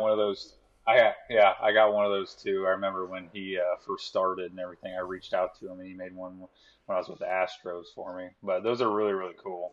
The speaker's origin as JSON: {"language": "English", "town": "Tampa", "region": "Florida", "country": "United States", "tie": "born or raised there", "also_born_or_lived": "St. Louis, Missouri", "said": "I moved to Florida when I was seven"}